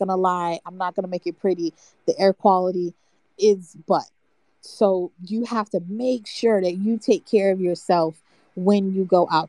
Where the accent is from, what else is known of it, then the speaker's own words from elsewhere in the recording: Florida, United States; As I said before, I'm from South Florida, so I'm used to very clear, fresh air.